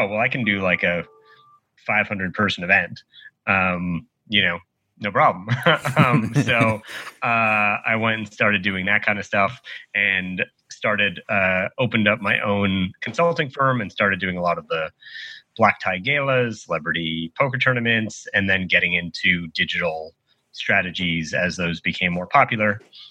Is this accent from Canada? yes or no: yes; Canada; moved away as an adult; also born or lived in Boston / Los Angeles; I'm from Canada originally. So went to school in Boston, moved to LA.